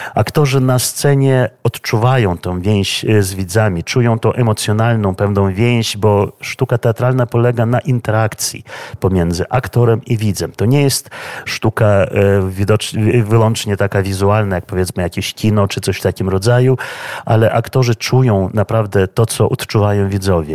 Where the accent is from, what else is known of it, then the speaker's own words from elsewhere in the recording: Vilnius, Vilnius County, Lithuania; przyszedłem do tego teatru w 1978 roku w wieku 15 lat, będąc uczniem szkoły średniej imienia y, Szymona Konarskiego, wczesnej 29 średniej szkoły w Wilnie